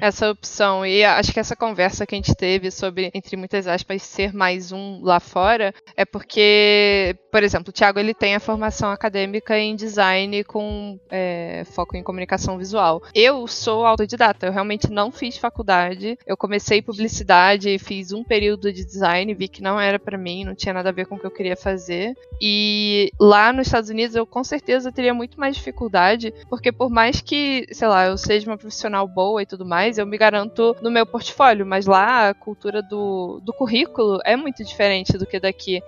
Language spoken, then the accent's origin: Portuguese; Rio de Janeiro, Brazil; moved away as an adult; also born or lived in United States; now in São Paulo, Brazil; sou, sou, os dois, mas sou mais carioca. Mais tempo de vida aí no Rio